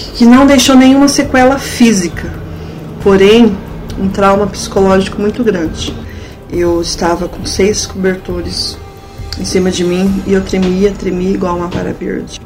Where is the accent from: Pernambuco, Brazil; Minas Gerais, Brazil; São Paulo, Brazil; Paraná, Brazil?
Paraná, Brazil; Florestópolis; eu nasci e cresci em Florestópolis.